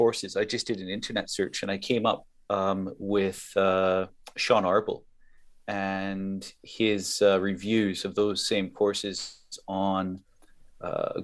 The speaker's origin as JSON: {"language": "English", "region": "Saskatchewan", "country": "Canada", "tie": "born or raised there", "moved": "yes", "lives_now": "London, United Kingdom", "said": "born and bred in Canada, place called Saskatchewan, which is basically flat country."}